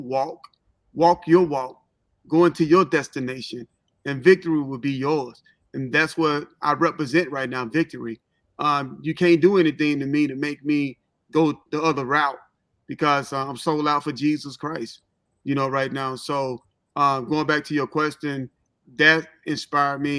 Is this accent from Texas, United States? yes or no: no; Memphis, Tennessee, United States; also born or lived in Holly Springs, Mississippi / Cincinnati, Ohio; now in Atlanta, United States; I'm actually from Memphis, Tennessee. Holly Springs, Mississippi is like 30-minute drives from Memphis. That's where I went to school